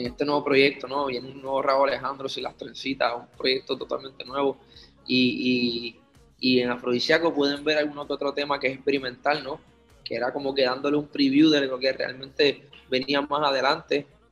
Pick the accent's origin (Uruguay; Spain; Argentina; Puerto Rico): Puerto Rico; Obviamente yo nací en Puerto Rico y me crié en Puerto Rico con mi familia